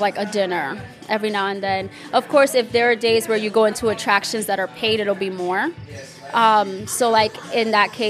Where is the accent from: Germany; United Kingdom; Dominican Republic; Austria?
Dominican Republic; accent: Dominican; my accent is Dominican